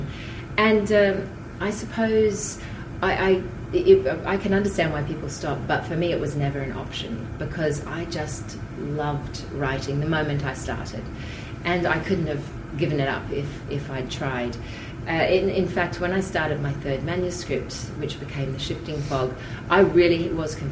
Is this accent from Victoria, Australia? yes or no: no; Tamborine Mountain, Queensland, Australia; now in Brisbane, Australia; I'd been studying speech and drama growing up on Tambourine Mountain